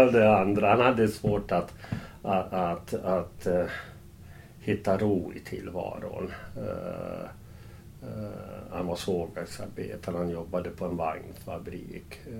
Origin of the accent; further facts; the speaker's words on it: Falun, Dalarna County, Sweden; vi växte upp i, i Falun. Utanför Falun, Främby först och Korsnäs så småningom.